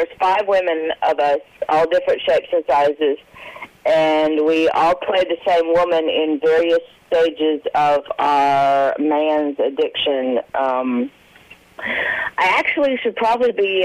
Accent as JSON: {"language": "English", "town": "Nashville", "region": "Tennessee", "country": "United States", "said": "I'm from Nashville"}